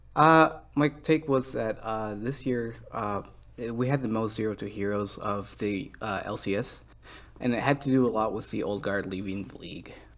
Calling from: Elkhart, Indiana, United States; I am calling from Elkhart, Indiana.

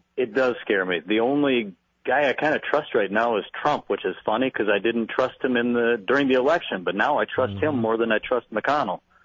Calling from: Las Vegas, Nevada, United States; I'm calling from Las Vegas

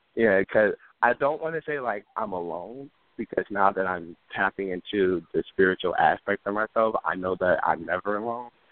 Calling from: Chicago, Illinois, United States; I'm calling from Chicago, Illinois.

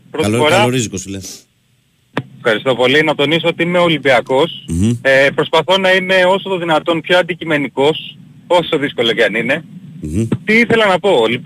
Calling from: Peristeri, Attica, Greece; ε, είμαι από Περιστέρι, ερωτικός μετανάστης στο Εγάλεο.

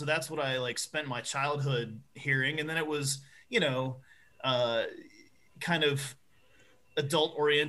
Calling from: Maryland, United States; I'm in Maryland.

